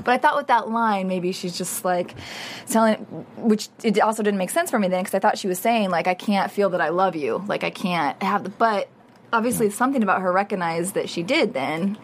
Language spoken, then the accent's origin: English; Midwest, United States; I'm from the Midwest